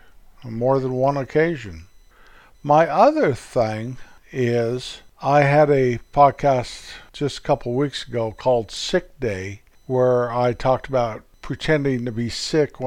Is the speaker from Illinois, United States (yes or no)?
no; Colorado Rocky Mountains, United States; moved away; where I was born and raised up in the Colorado Rocky Mountains.